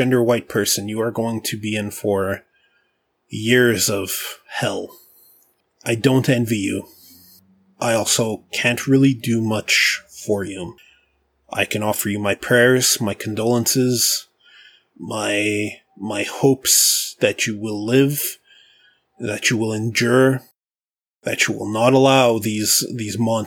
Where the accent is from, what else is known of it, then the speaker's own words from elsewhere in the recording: Canada; I'm Canadian